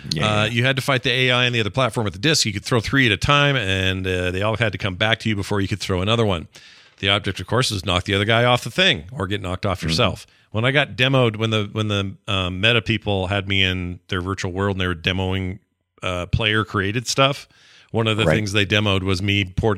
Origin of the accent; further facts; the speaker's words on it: Pittsburgh, Pennsylvania, United States; I grew up in Pittsburgh, and there were a lot of arcades to go to.